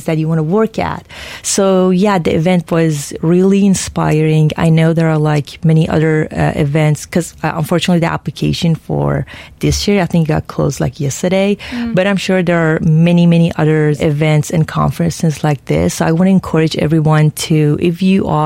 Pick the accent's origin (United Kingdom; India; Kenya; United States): United States; Houston, Texas; moved away; my hometown